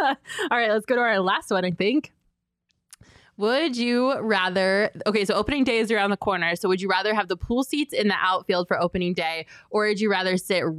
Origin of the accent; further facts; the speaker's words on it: Colorado, United States; now in Phoenix, United States; I'm a Colorado girl. I'm from Colorado.